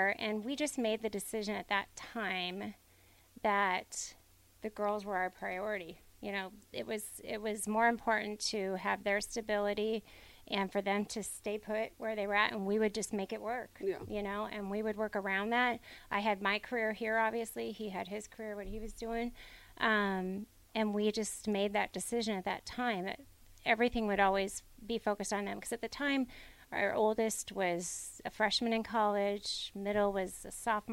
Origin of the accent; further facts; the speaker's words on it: Lincoln, Nebraska, United States; I'm from Lincoln